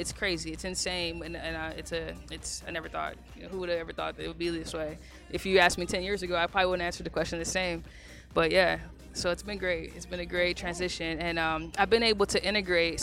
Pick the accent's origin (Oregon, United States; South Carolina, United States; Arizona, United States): Arizona, United States; Phoenix; I'm a kid from South Phoenix